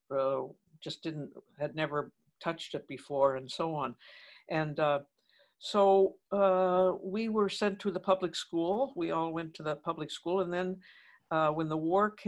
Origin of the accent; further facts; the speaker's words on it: Toronto, Ontario, Canada; here we were then settled in Toronto and I was still in school with the sisters